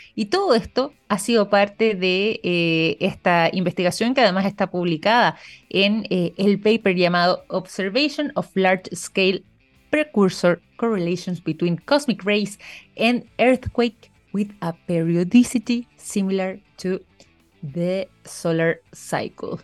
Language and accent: Spanish; Chile; nosotros también como chilenos